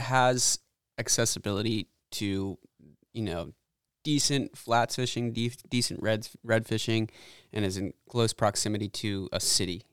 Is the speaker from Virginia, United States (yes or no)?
no; Annapolis, Maryland, United States; moved away as an adult; I'm originally from the Chesapeake Bay area up in Annapolis